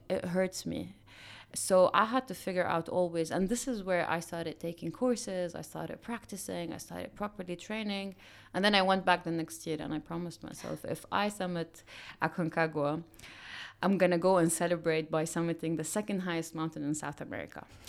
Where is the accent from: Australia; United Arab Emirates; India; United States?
United Arab Emirates; Dubai; I grew up in Dubai